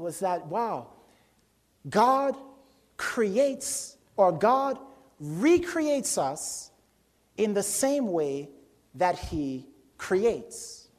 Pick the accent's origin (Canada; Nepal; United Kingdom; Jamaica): Jamaica; born there; I was born in Jamaica. Not that Jamaica was an empty, void, dark place. I just happened to be born in Jamaica.